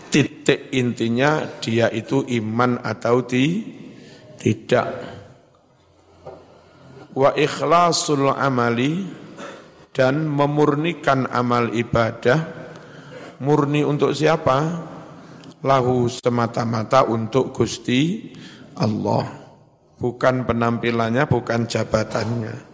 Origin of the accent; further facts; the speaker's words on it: Blitar, East Java, Indonesia; Saya orang Blitar.